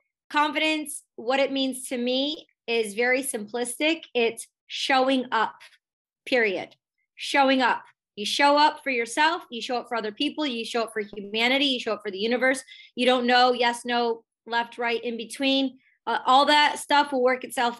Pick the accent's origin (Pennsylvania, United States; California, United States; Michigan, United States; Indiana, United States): Michigan, United States; Detroit; I grew up in the Michigan in the Detroit electronic music underground scene